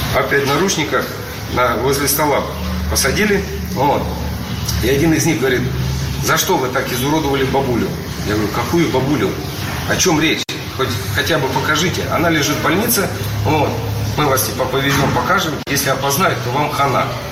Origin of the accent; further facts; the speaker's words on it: Ukraine; now in Russia; я родом с Украины